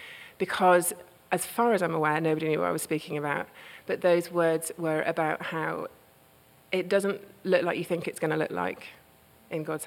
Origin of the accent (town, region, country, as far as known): United Kingdom; now in United States